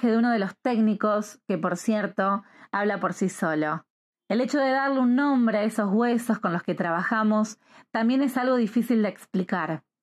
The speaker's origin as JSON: {"language": "Spanish", "country": "Argentina", "said": "soy argentina y hoy vamos a hablar sobre la búsqueda de la identidad."}